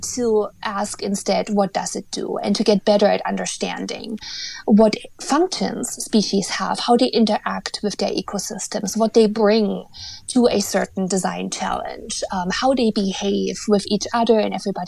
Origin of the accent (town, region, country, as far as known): Eastern Germany, East Germany, Germany; born or raised there; now in North America